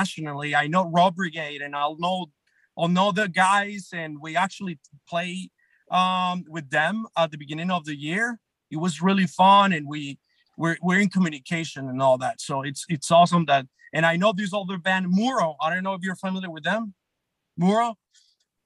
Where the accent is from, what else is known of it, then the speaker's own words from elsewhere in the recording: Medellín, Antioquia, Colombia; moved away as an adult; also born or lived in New York; now in San Diego, United States; I grew up in Colombia, went to college in Colombia